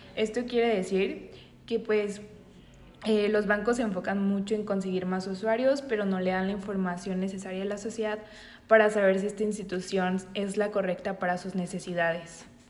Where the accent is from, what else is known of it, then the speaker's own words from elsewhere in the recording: Mexico; nosotros como mexicanos